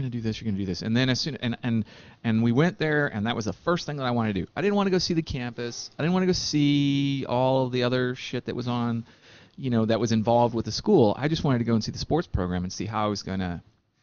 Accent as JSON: {"language": "English", "town": "San Antonio", "region": "Texas", "country": "United States", "tie": "born or raised there", "said": "Here in Texas Central, down in San Antonio."}